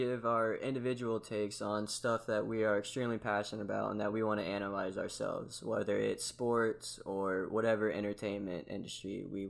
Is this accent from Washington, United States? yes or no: no; Georgia, United States; I'm from Georgia.